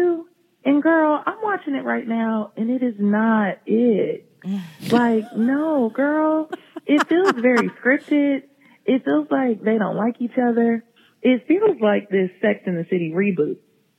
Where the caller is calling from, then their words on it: Columbus, Ohio, United States; I'm from Columbus, Ohio.